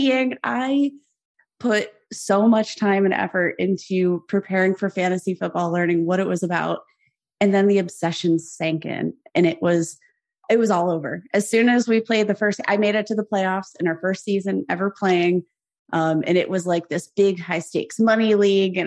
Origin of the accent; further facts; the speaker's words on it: Youngstown, Ohio, United States; moved away; I was from Youngstown, Ohio, smack dab in the middle between Pittsburgh Nation